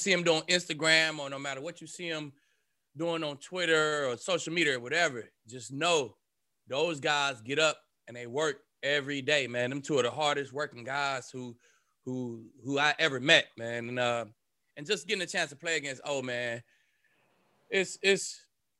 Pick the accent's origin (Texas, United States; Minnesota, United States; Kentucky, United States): Texas, United States; Dallas; We both from Dallas. You know what I'm saying? He from the South. I'm from the North